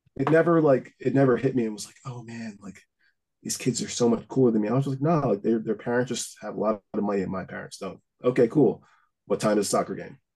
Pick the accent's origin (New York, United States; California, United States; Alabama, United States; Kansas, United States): New York, United States; Huntington; also born or lived in Greenlawn; now in New Jersey, United States; I grew up in Huntington for the most part